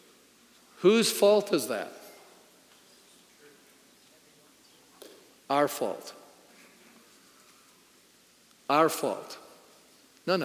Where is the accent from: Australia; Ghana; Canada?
Canada; being a Canadian